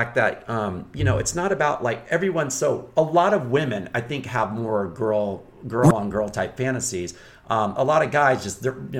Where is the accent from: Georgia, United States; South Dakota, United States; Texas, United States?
Texas, United States; I'm from Texas, you know, and being from Texas